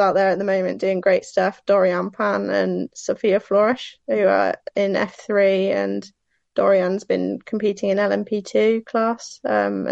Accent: Cheltenham, South West England, United Kingdom; now in Northamptonshire, United Kingdom; I'm from Cheltenham, but live here ever since I started in motorsport.

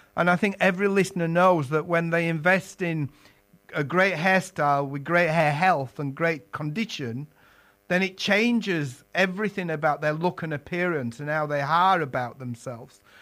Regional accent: Yorkshire and the Humber, United Kingdom; moved away as an adult; now in London, United Kingdom; I was an apprentice in my native Yorkshire. If you detected my accent, London's been home for most of my working life

